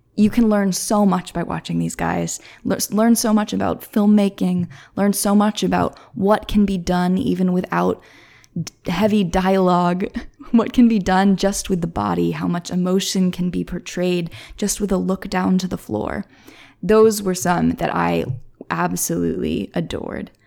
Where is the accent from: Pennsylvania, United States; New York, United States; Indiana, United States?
Pennsylvania, United States; Philadelphia; I'm from Philly